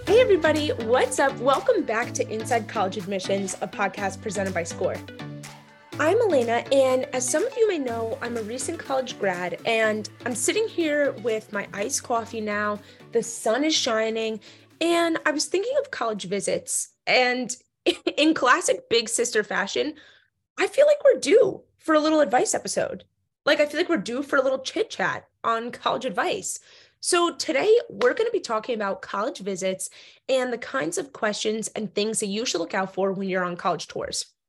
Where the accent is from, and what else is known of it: New Jersey, United States; born or raised there